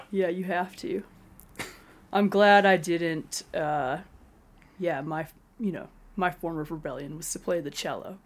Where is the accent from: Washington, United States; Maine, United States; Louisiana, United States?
Washington, United States; Spokane; now in Colorado, United States; I grew up, uh, on a farm north of Spokane, Washington